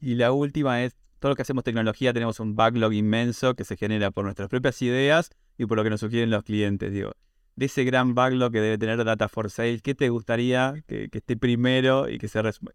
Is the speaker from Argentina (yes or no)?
yes; Argentina; tengo una visión de e muy argentina, obviamente por ser argentina